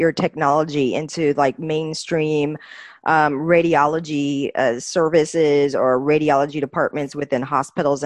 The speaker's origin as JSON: {"language": "English", "town": "San Francisco", "region": "California", "country": "United States", "moved": "as an adult", "lives_now": "Europe", "said": "I'm from San Francisco, Silicon Valley, and I've been in Europe for the last 7 years"}